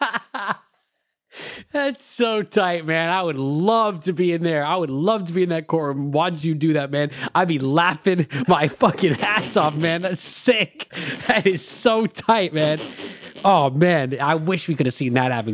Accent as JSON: {"language": "English", "town": "Los Angeles", "region": "California", "country": "United States", "tie": "born or raised there", "said": "growing up in L"}